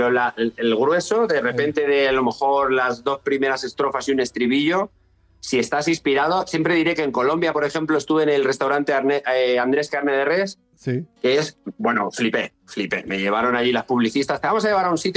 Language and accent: Spanish; Madrid, Community of Madrid, Spain; born there; yo encantado, me siento extremeño, pero yo nací en Madrid.